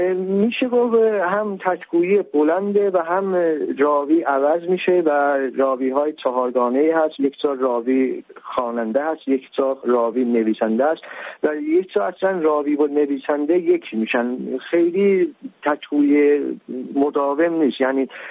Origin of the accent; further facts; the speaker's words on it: Iran; now in Turkey; من ایرانی هستم